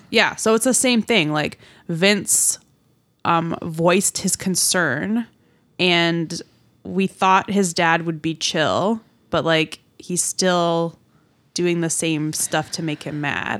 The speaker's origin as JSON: {"language": "English", "town": "Newmarket", "region": "Ontario", "country": "Canada", "tie": "born or raised there", "moved": "yes", "said": "my hometown"}